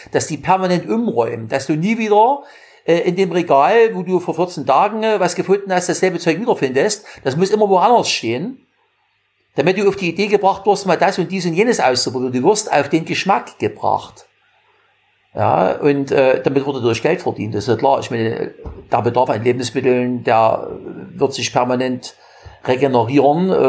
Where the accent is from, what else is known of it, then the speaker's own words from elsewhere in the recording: Germany; In meiner Jugend in der DDR und in ja auch, ne?